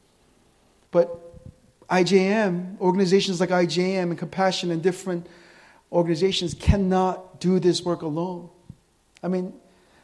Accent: United States; I'm American

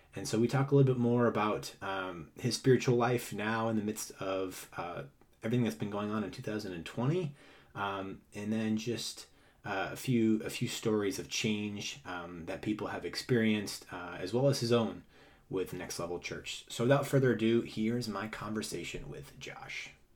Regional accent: Boston, Massachusetts, United States; growing up in Massachusetts myself.

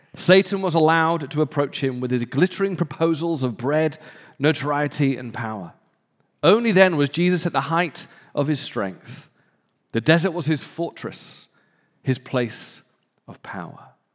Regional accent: United Kingdom; I'm British

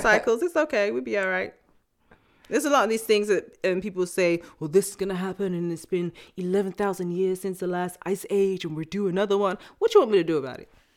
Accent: England, United Kingdom; also born or lived in New York; now in Los Angeles, United States; I still was born in England, born and raised.

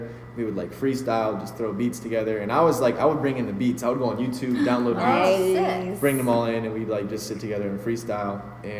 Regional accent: Monrovia, California, United States; moved away as an adult; now in San Diego, United States; Monrovia, California, which is like near Pasadena, the area.

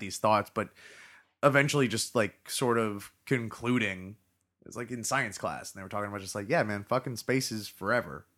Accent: Florida, United States; I was born and live in Florida

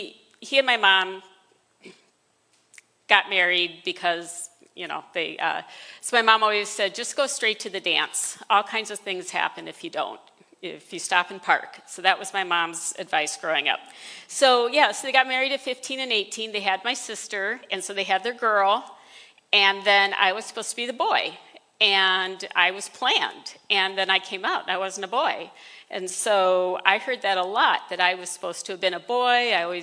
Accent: Decatur, Illinois, United States; born there; I was born in Decatur, Illinois. It's where my parents met.

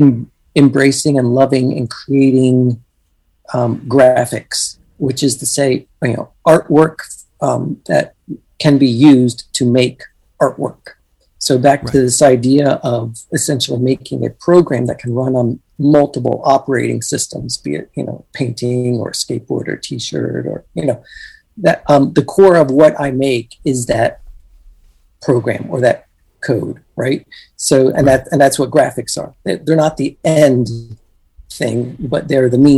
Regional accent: Virginia Beach, Virginia, United States; moved away as an adult; also born or lived in Pittsburgh, Pennsylvania; now in New York, United States; I grew up in Virginia Beach

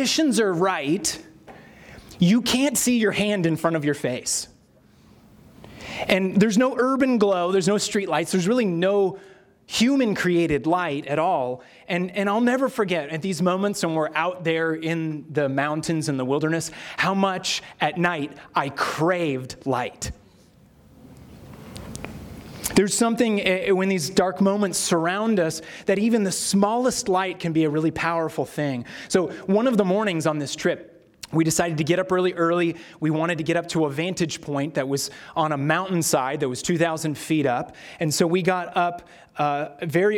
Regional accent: Sierra Nevada, California, United States; Sierra is where I grew up in California

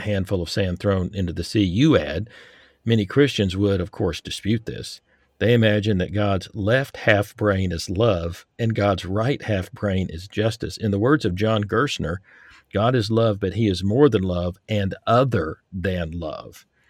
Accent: Texas, United States; moved away; I grew up in Texas

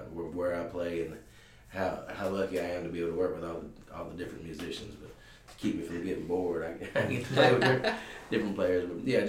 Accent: Ripley, Mississippi, United States; moved away as an adult; now in Jackson, United States; I did not grow up here. I grew up North Mississippi. I moved up here about 15 years ago, but I started playing music in honky-tonks in Tupelo and some surrounding areas, I guess, when I was about 15.

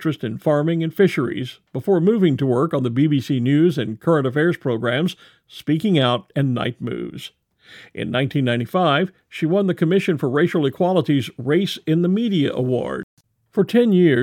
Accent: Texas, United States; Growing up in Texas

